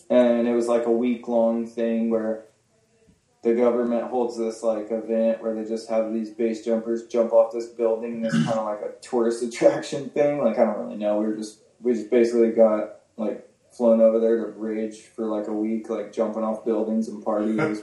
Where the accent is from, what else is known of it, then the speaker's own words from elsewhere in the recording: Las Cruces, New Mexico, United States; also born or lived in Alamogordo / southern Colorado; I'm from New Mexico actually. Okay. Uh, Colorado and New Mexico is where I grew up, like southern Colorado and uh, New Mexico area, like Las Cruces and Alamogordo, are like kind of my hometowns.